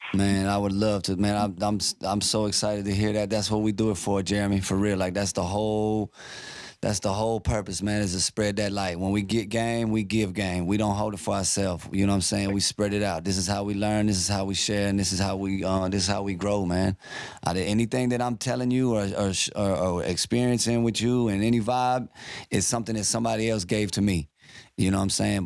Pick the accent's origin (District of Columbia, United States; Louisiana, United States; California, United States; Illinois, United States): Louisiana, United States; Baton Rouge; now in Dallas, United States; I'm from Baton Rouge, Louisiana